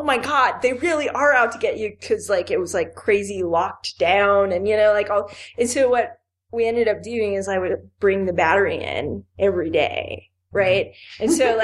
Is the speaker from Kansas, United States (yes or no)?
no; Miami, Florida, United States; moved away; I grew up in Miami.